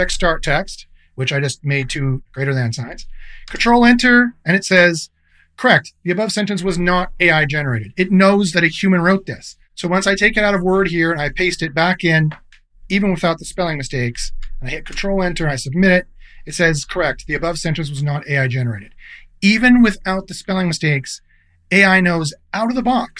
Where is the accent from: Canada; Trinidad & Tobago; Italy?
Canada; I'm Canadian